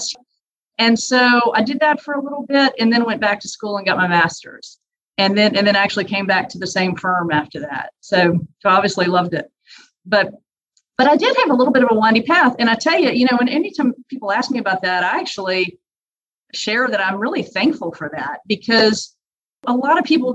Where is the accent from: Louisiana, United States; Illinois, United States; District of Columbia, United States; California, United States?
Louisiana, United States; I grew up in Louisiana